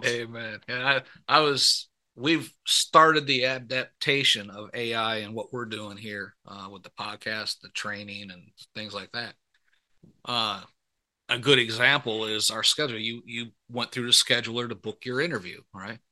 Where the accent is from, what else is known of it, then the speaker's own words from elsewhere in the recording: about forty miles north of Detroit, Michigan, United States; I grew up in Michigan, so you know, yeah, about mm-hmm. about forty miles north of Detroit